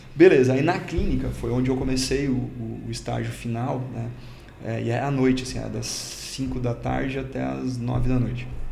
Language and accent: Portuguese; Cachoeira do Sul, Rio Grande do Sul, Brazil; moved away as an adult; also born or lived in Curitiba; Eu sou natural do interior do Rio Grande do Sul